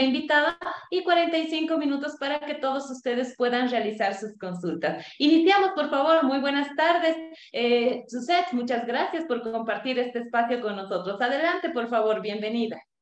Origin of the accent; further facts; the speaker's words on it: Bolivia; also born or lived in Cochabamba; nuestro país, Bolivia